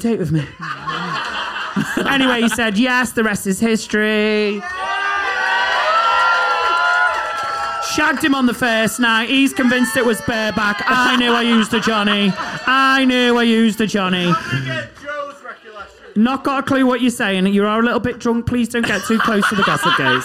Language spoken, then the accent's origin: English; Liverpool, North West England, United Kingdom; moved away as an adult; I moved from Liverpool to uni